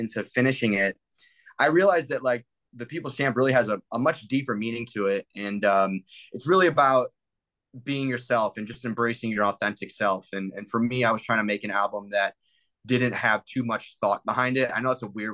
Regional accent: Detroit, Michigan, United States; moved away as an adult; now in Los Angeles, United States; People still like can tell I'm from the Midwest

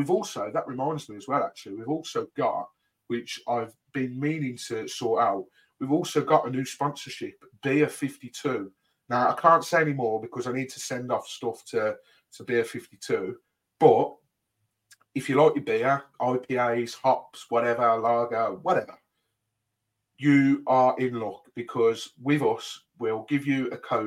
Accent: Birmingham, West Midlands, United Kingdom; I'm from Birmingham

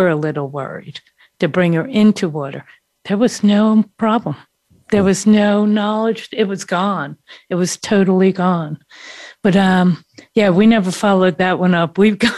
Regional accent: United States; being American

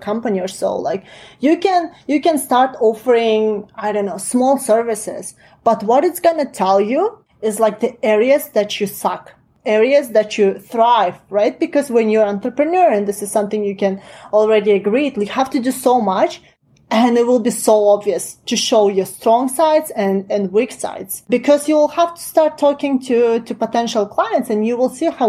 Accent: Kazakhstan; accent: Russian Eastern European; English is a second language; moved away as an adult; now in Toronto, Canada; I was born and raised in Kazakhstan. I lived there until I was like 18.

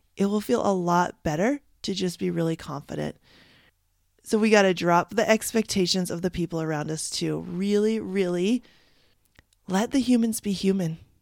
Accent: Canada; I'm from Canada

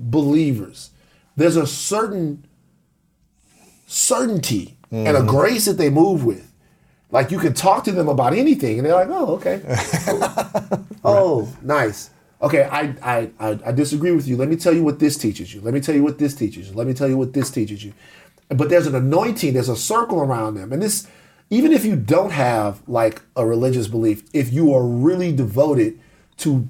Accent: the South, United States; I'm from the South

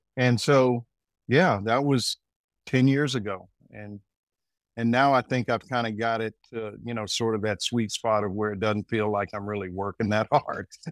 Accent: Arkansas, United States; moved away as an adult; also born or lived in New York; now in North Carolina, United States; I'm originally from Arkansas

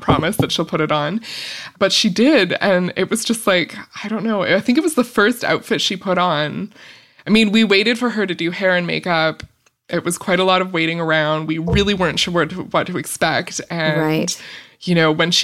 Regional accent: Vancouver Island, British Columbia, Canada; now in Vancouver, Canada; I grew up on Vancouver Island

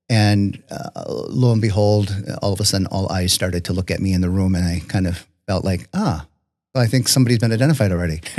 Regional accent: Richfield, Wisconsin, United States; also born or lived in Jackson, Wisconsin / Kewaskum, Wisconsin / Slinger, Wisconsin; I grew up in Richfield, went to Hartford High School. After my wife and I got married nearly 30 years ago, we are we first settled in Jackson.

